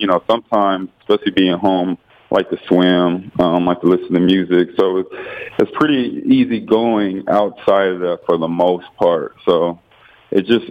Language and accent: English; Los Angeles, California, United States; I'm from California, Los Angeles, California, to be exact